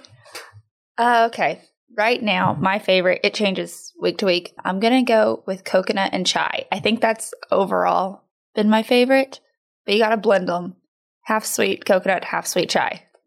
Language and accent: English; Odessa, Texas, United States; moved away as an adult; also born or lived in Houston, Texas; now in Tomball, United States; we're from West Texas, out in Odessa, born and raised there